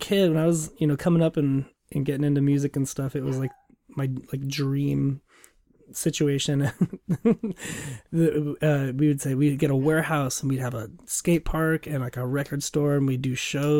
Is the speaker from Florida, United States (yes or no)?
no; Lakewood, Washington, United States; Tacoma. I was born downtown Tacoma, and I grew up in Lakewood, just mm-hmm. south of Tacoma.